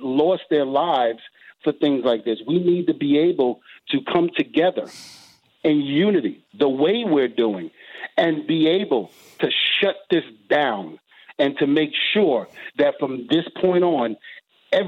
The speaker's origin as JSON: {"language": "English", "town": "New York City", "region": "New York", "country": "United States", "tie": "born or raised there", "said": "me growing up in Brooklyn, you know, New York, in the projects"}